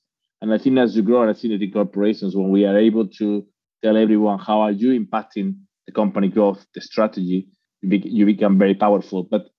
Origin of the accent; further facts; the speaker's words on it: Spain; English is a second language; moved away; I'm actually from Spain, even if I've been living in, I think by now, 25, 30 cities.